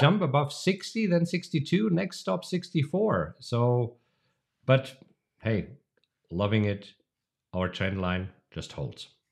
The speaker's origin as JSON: {"language": "English", "country": "Germany", "tie": "born or raised there", "moved": "yes", "said": "a tradition that I grew up with in Germany."}